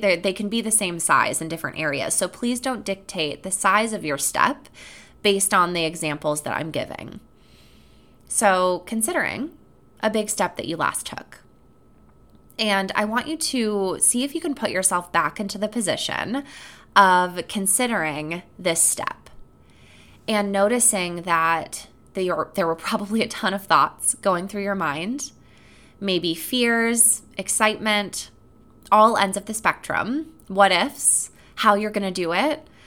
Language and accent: English; Sheboygan, Wisconsin, United States; moved away; I was visiting my hometown for the first time in about six years